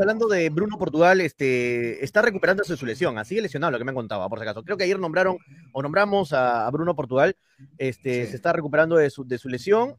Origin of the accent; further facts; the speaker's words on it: Mollendo, Arequipa, Peru; Nacional de Moyendo, Nacional que es de mi tierra